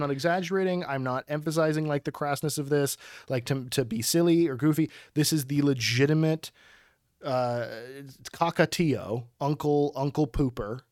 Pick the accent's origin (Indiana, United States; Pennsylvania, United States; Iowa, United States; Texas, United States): Pennsylvania, United States; Pittsburgh; this Persephio that I grew up with in Pittsburgh